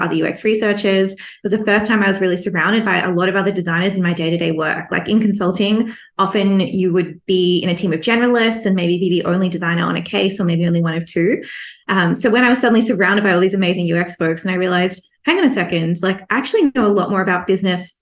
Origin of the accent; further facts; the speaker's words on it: Melbourne, Victoria, Australia; moved away as an adult; now in Singapore; I'm Australian, so born and raised in Melbourne, Australia